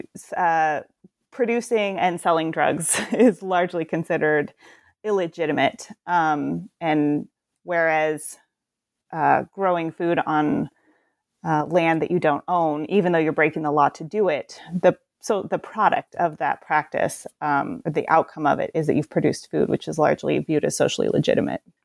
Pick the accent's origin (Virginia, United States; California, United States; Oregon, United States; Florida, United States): Oregon, United States; Portland; also born or lived in Detroit, Michigan; I'm from the Portland area